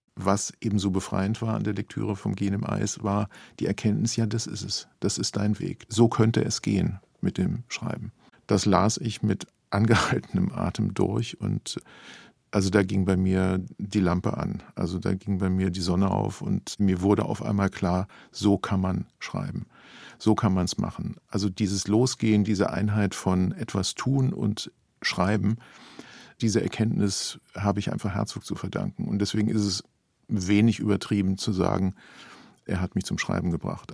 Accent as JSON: {"language": "German", "country": "Germany", "said": "als Deutsche"}